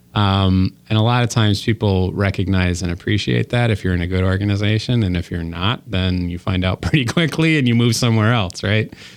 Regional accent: Waukesha, Wisconsin, United States; also born or lived in Illinois / Chicago; I grew up in Waukesha, Wisconsin

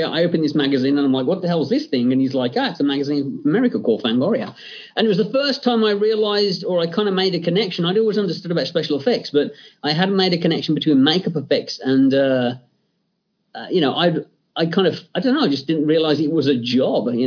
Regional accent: England, United Kingdom; growing up in England, um, you know, my my uh, parents' way of kind of keeping me in line was, you know, do I get to watch the Hammer horror film on a Friday night?

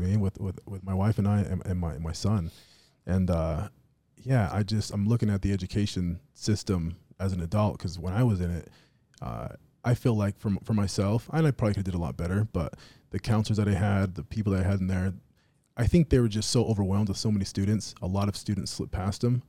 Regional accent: Las Vegas, Nevada, United States; moved away; we slur our words, like, where I'm from in Vegas, you know, we, we talk that way.

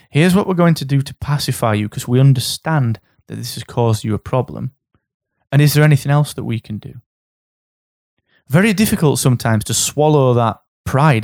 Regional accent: Barnsley, Yorkshire and the Humber, United Kingdom; I'm from Barnsley.

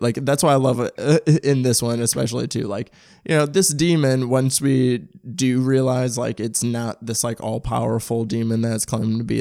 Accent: St. Louis, Missouri, United States; I'm from St. Louis. I'm from oh, um, South County

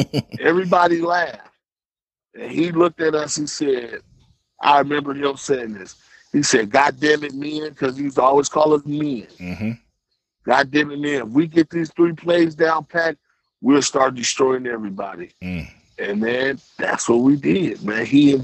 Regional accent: Fort Wayne, Indiana, United States; growing up in the neighborhood I grew up in Village Woods, V-Dub, anybody from Fort Wayne that's listening

